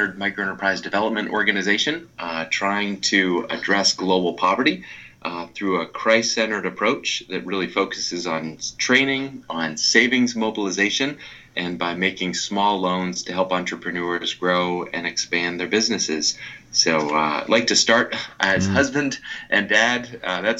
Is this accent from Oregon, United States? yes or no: no; outside of Boston, Massachusetts, United States; grew up outside of Boston